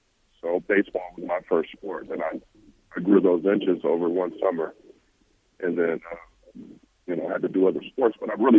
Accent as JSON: {"language": "English", "town": "Los Angeles", "region": "California", "country": "United States", "tie": "born or raised there", "said": "where I grew up in South Central LA."}